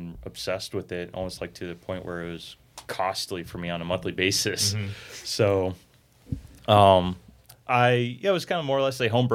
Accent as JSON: {"language": "English", "town": "North Canton", "region": "Ohio", "country": "United States", "tie": "born or raised there", "said": "I kind of grew up down in North Canton area, but Northeast Ohio"}